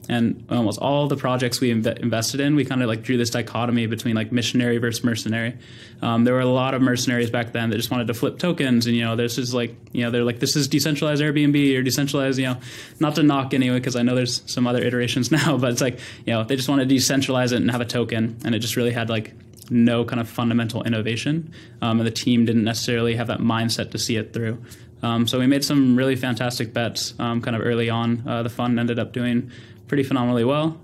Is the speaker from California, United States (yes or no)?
yes; Sacramento, California, United States; grew up in Sacramento, California, um, born and raised